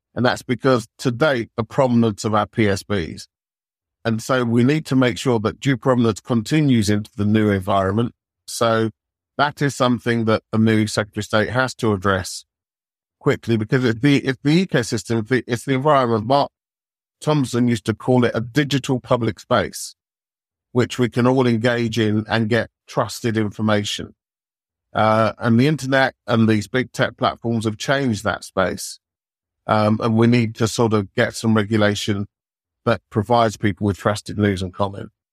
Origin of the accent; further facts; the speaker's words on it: United Kingdom; we're British